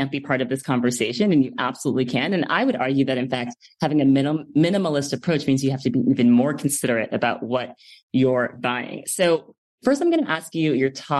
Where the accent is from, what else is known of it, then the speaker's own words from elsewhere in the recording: East Coast, United States; me as an East Coaster